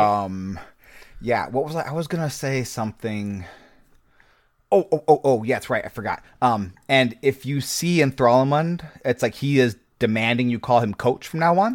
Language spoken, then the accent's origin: English; Nebraska, United States; I grew up in Nebraska